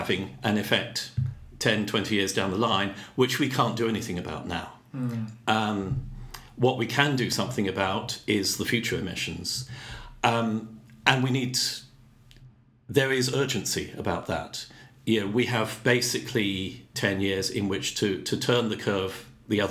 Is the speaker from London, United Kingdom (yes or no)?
no; Bristol, South West England, United Kingdom; moved away as an adult; now in Saskatoon, Canada; I grew up in England